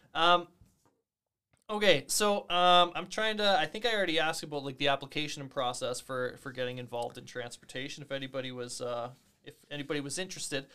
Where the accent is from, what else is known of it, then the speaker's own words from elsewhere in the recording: Moose Jaw, Saskatchewan, Canada; I grew up on Bushel Park or fifteen Wing Moose Jaw.